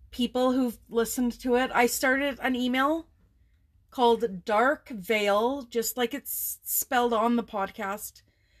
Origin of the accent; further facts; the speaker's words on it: Alberta, Canada; We're from Alberta, which lots of people call the Texas of Canada